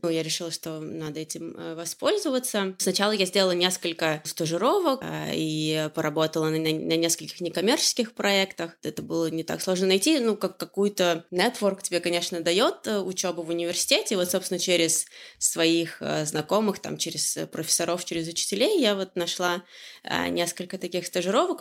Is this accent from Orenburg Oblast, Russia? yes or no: yes; Orenburg Oblast, Russia; moved away as an adult; also born or lived in Moscow; now in Amsterdam, Netherlands; Я из Оренбургской области, но э, переехала в Москву э, учиться в университете